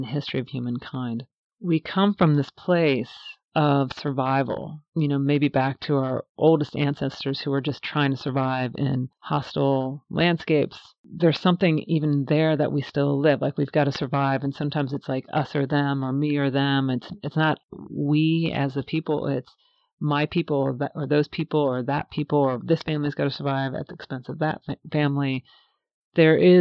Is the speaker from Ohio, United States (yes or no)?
yes; Cincinnati, Ohio, United States; I actually grew up in Ohio, in Cincinnati, right on the Ohio River